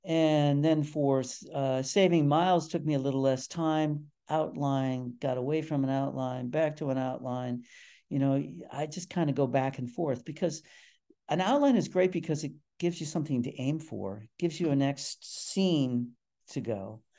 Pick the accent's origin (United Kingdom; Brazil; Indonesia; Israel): United Kingdom; England; accent: English; They recognized my English accent immediately and went to something they knew I couldn't do.